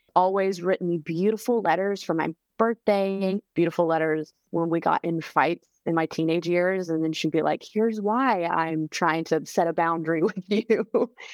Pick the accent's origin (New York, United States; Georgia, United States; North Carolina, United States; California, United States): North Carolina, United States; Charlotte; now in Nashville, United States; my hometown of Charlotte